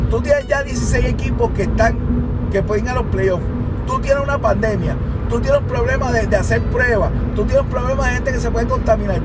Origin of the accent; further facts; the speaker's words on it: Puerto Rico; somos de Puerto Rico